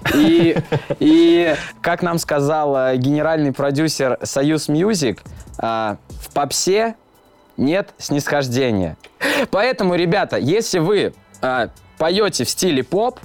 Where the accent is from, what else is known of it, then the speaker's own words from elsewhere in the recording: Gai, Orenburg Oblast, Russia; moved away as an adult; now in Saint Petersburg, Russia; Приехал я из Оренбургской области, из города Гая